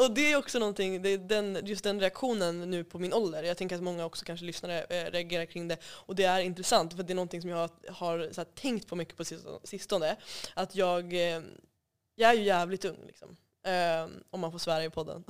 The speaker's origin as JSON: {"language": "Swedish", "town": "Umeå", "region": "Västerbotten County", "country": "Sweden", "tie": "born or raised there", "said": "jag kommer ifrån Umeå och eh, är född och uppvuxen där"}